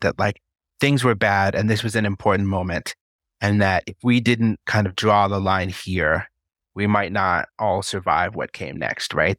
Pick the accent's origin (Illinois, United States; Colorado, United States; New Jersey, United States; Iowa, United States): Colorado, United States; I was born in Colorado and currently reside in Colorado Springs, Colorado